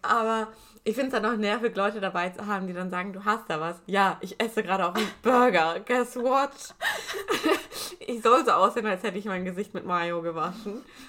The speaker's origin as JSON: {"language": "German", "country": "Germany", "accent": "German", "said": "Ich schäme mich nicht mehr für meinen deutschen Akzent"}